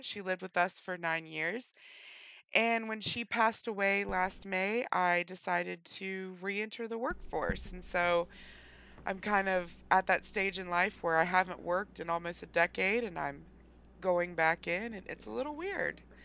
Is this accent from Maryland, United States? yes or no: no; West Virginia, United States; I was born and raised in West Virginia